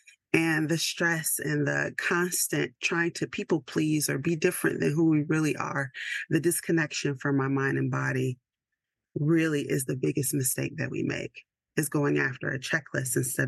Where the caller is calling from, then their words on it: Georgia, United States; And I am checking in from Georgia, which is not as cold as most places in the world right now.